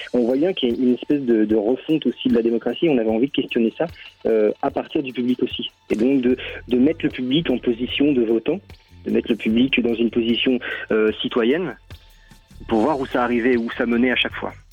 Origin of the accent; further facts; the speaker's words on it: France; moi, je suis français